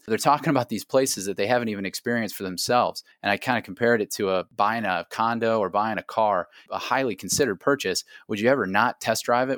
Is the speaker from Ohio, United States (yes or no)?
yes; Akron, Ohio, United States; also born or lived in Ireland; playing for the University of Akron Zips in Akron, Ohio, my hometown